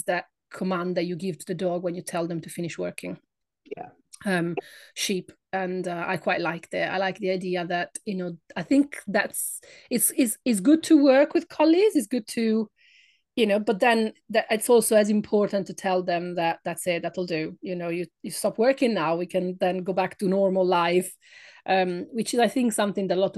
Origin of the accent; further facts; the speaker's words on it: Italy; English is a second language; moved away as an adult; now in United Kingdom; by my accent. I am not British. I come from Italy